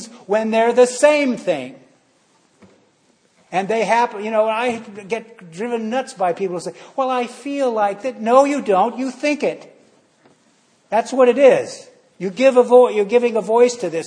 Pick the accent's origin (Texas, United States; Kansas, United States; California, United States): California, United States; San Francisco; I grew up in San Francisco, you know, the Haight-Ashbury District